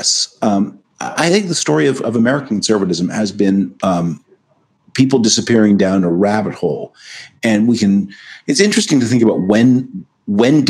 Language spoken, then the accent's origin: English; Canada; moved away as an adult; also born or lived in United States; I was born in Canada to a U.S. citizen mother and a Canadian citizen father